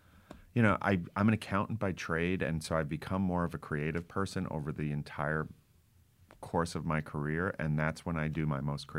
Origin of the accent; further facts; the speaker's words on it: New Jersey, United States; I grew up chasing him around the Jersey Shore